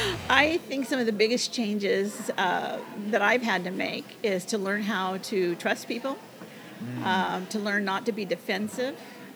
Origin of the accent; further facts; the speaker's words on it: Arlington, United States; Well, I was born in Arlington, and I graduated from Arlington High School, but in between that time, I did a lot of traveling with my family.